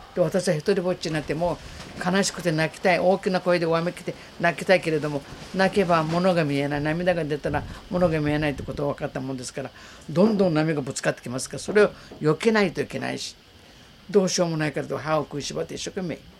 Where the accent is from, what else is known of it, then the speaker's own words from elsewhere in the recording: Okinawa, Japan; also born or lived in Amami Oshima; 田舎に生まれ育って何も見たこともない